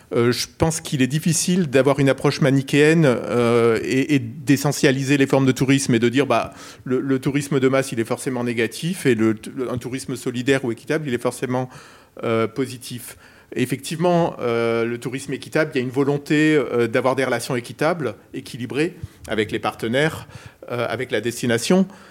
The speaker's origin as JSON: {"language": "French", "town": "Perpignan", "region": "Occitania", "country": "France", "said": "je viens de Perpignan"}